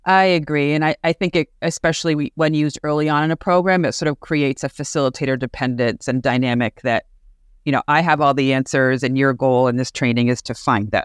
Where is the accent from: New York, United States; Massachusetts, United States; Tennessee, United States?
Massachusetts, United States; Amherst; I'm from Amherst, Mass